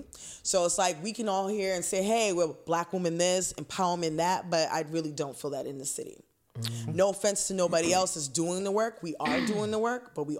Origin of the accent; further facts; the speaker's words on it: Boston, Massachusetts, United States; I'm a Bostonian and I live here